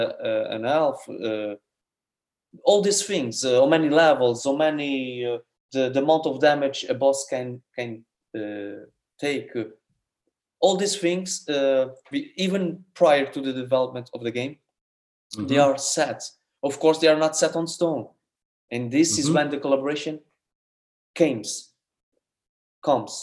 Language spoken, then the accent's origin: English; Portugal; we are a small country